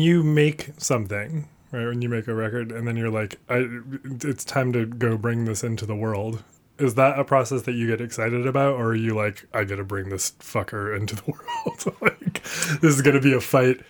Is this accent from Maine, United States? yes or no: yes; Portland, Maine, United States; moved away; I grew up in and around Portland, Maine